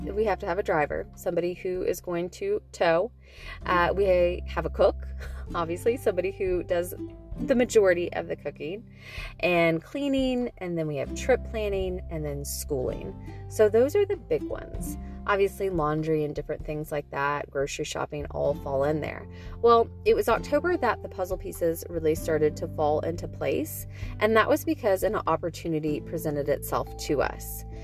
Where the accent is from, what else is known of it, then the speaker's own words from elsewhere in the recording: Nashville, Tennessee, United States; We're from Nashville.